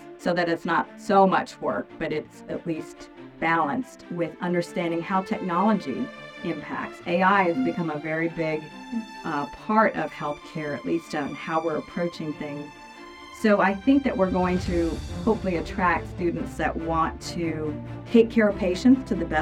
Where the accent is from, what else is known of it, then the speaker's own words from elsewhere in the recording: Montgomery, Alabama, United States; also born or lived in New York City; now in Bentonville, United States; I'm born and raised in Montgomery, Alabama